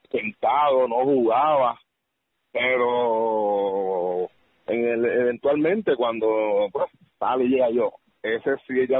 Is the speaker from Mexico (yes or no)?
no; Peru; pues como que nos veía más como nosotros, como los peruanos